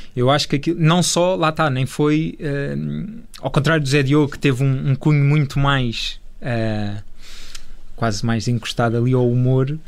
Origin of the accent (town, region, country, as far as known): Portugal